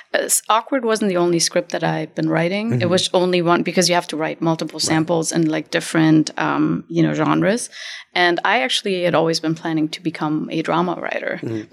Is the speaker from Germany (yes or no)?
yes; Germany; also born or lived in Berlin, Germany / Hamburg, Germany; now in Los Angeles, United States; I actually moved here from Germany. My parents are both Iranian and they were both political activists. So I was raised in Berlin and in Hamburg